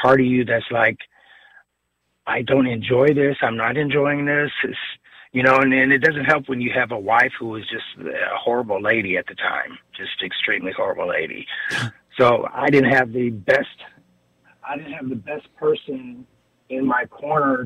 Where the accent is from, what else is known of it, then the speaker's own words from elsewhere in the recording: Midwest, United States; growing up in the Midwest